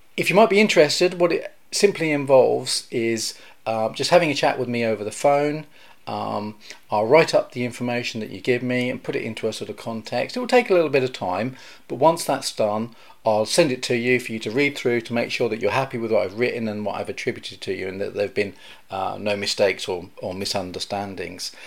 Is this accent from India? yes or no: no; United Kingdom; I'm a British aviation journalist cum historian